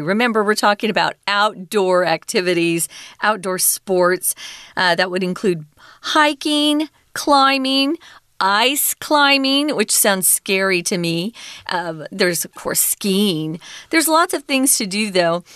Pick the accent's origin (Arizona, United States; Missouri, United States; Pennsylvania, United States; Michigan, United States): Arizona, United States; Arizona, my home state